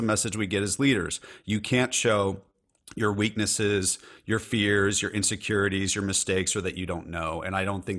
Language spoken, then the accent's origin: English; California, United States; I'm in Nashville, Tennessee, and I'm a Californian, so I do say y'all, and I also say dude, so I'm kind of a hybrid.